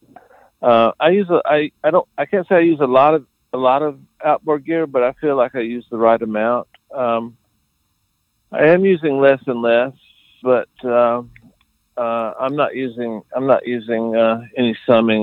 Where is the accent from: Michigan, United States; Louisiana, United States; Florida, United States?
Florida, United States; South; moved away; also born or lived in Atlanta; I'm actually from Florida, South Florida